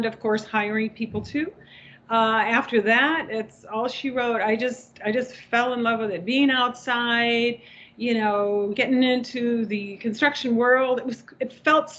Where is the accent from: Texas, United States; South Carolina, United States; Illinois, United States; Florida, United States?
Illinois, United States; outside of Chicago, the Midwest; moved away as an adult; now in California, United States; I grew up in the Midwest, so you guys can relate, in outside of Chicago